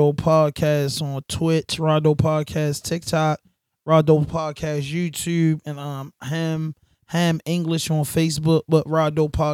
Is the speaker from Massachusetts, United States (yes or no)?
no; Baltimore, Maryland, United States; we come from Baltimore and we come from, you know, the urban community